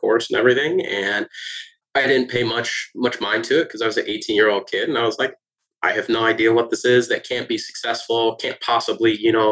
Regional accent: Michigan, United States; also born or lived in Detroit, Michigan; now in Tampa, United States; Was originally from Michigan

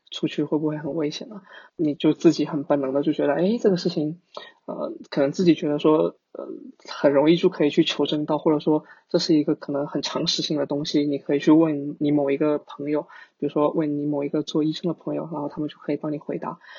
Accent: Fujian, China; moved away as an adult; now in Singapore; 因为我是福建人嘛

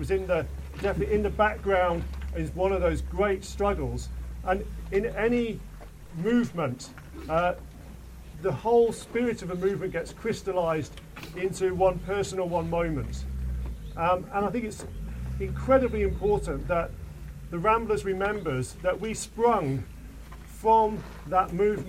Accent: Preston, North West England, United Kingdom; I was brought up in Preston from a Labour family

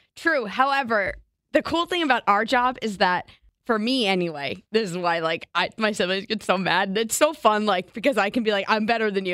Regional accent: New Jersey, United States; growing up in New Jersey

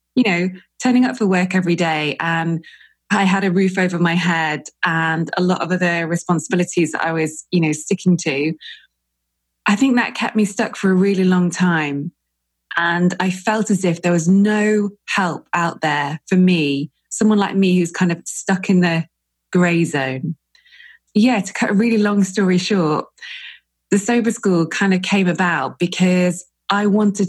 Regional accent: England, United Kingdom; I'm English as well

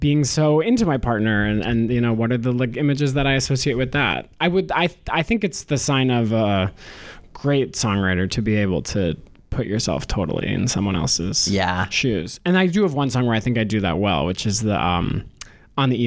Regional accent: Westchester, New York, United States; I grew up in Westchester, New York, which is about an hour outside the city

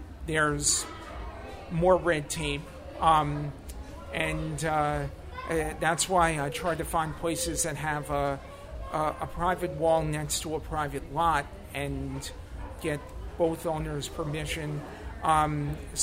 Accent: New York City, New York, United States; also born or lived in Nassau County, New York; I grew up in Eastern Queens in Western Nassau County.

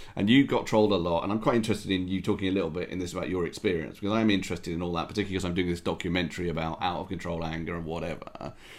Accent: United Kingdom; being British and Jewish

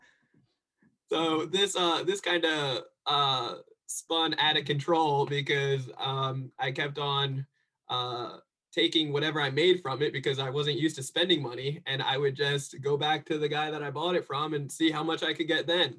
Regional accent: New Jersey, United States; now in San Diego, United States; I grew up in New Jersey

